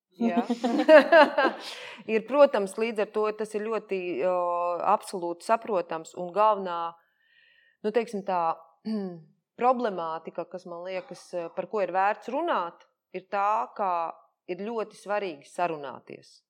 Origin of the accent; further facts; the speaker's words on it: Jelgava, Zemgale, Latvia; es esmu no Jālgavas, es Jālgavā dzimusi